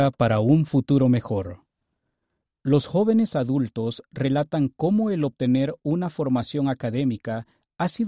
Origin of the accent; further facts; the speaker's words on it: Honduras; Nací y me crié en Honduras, un país lleno de oportunidades, pero con un estilo de vida desafiante.